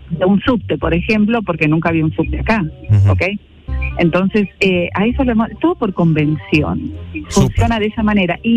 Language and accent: Spanish; Mendoza, Argentina; now in San Pedro Sula, Honduras; Eh, de Argentina. De Argentina.